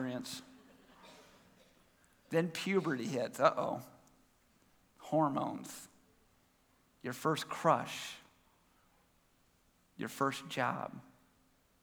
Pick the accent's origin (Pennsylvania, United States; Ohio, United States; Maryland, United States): Ohio, United States; Minerva; also born or lived in Albert Lea, Minnesota; now in Columbus, United States; we moved out to the great state of Ohio when I was 10 years old. I've loved Ohio. Grew up in Minerva, Ohio.